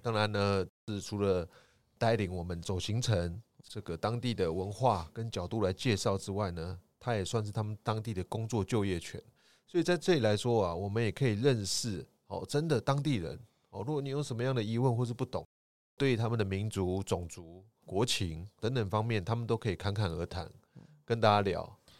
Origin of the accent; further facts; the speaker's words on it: Taiwan; 就像我们台湾，哦，我们一定会讲中文嘛，对。台语嘛，还有台湾国语嘛